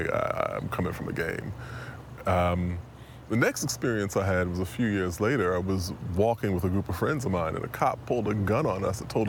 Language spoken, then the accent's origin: English; New York City, New York, United States; So I grew up in Queens, right?